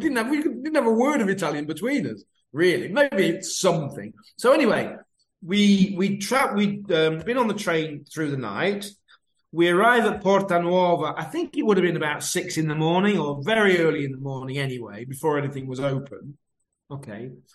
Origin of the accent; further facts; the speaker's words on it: Lincoln, East Midlands, United Kingdom; I'm from Lincoln